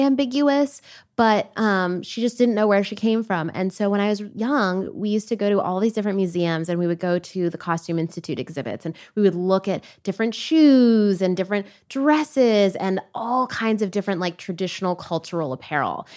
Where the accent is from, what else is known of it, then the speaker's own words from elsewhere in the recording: Toronto, Ontario, Canada; also born or lived in Jamaica; now in United States; I was born in Canada and raised between Canada and Jamaica